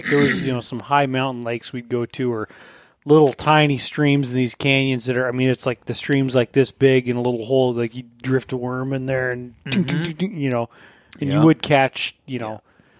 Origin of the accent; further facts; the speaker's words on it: Colorado, United States; moved away; our fishing sucked where I grew up in Colorado.